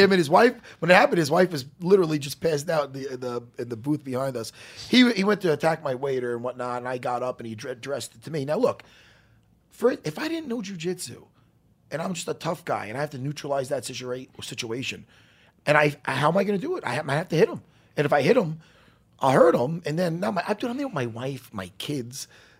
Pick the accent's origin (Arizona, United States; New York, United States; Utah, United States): New York, United States; Long Island; I grew up on Long Island.